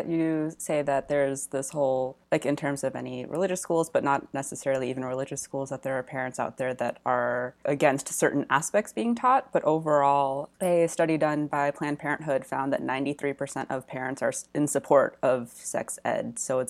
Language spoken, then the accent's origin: English; California, United States; now in New York, United States; In California.